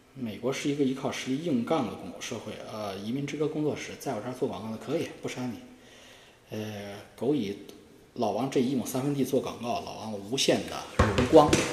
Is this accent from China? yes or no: yes; China; 我们中国人